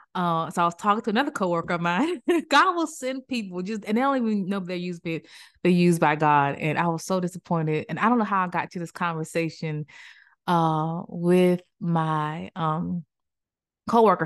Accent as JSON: {"language": "English", "region": "Maryland", "country": "United States", "also_born_or_lived": "Greensboro, North Carolina / Cary, North Carolina", "moved": "yes", "said": "I'm from Maryland"}